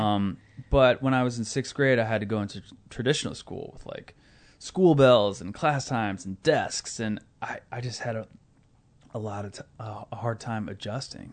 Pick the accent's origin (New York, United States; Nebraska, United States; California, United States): Nebraska, United States; Omaha; I grew up in Omaha, Nebraska.